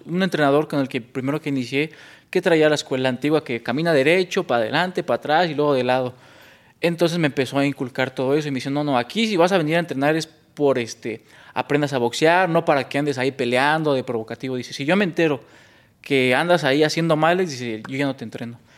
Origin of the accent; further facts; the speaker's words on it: San Mateo Atenco, State of Mexico, Mexico; yo soy de originario San Mateo Atenco